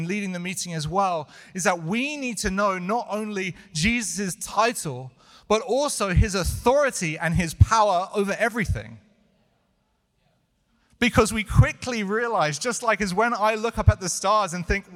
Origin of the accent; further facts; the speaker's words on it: United Kingdom; moved away; I'm British